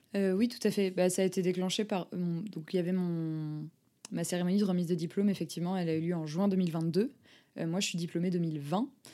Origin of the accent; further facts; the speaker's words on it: Lille, Hauts-de-France, France; J'ai grandi à Lille